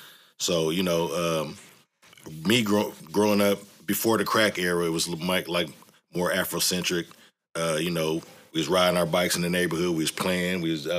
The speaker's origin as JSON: {"language": "English", "town": "East Palo Alto", "region": "California", "country": "United States", "tie": "born or raised there"}